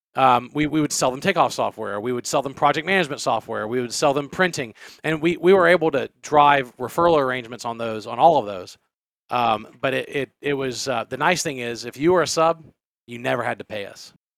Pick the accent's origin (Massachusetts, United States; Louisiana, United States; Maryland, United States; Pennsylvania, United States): Louisiana, United States; I I was born and raised in Louisiana